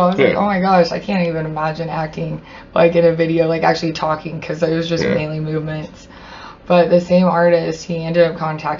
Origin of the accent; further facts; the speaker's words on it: Dalhart, Texas, United States; I grew up in Dalhart.